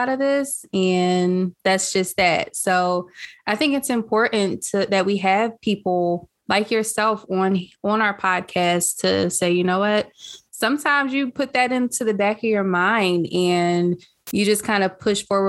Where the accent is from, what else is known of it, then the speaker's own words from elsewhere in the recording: Philadelphia, Pennsylvania, United States; also born or lived in Lansdowne, Pennsylvania; I spent some of that time in my childhood growing up in West Philadelphia. And then my parents moved us to Lansdowne.